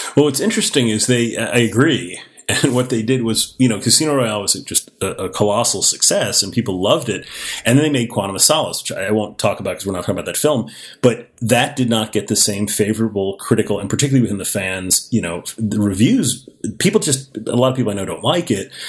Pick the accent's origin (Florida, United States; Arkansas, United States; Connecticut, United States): Florida, United States; Miami; I grew up in Miami, Florida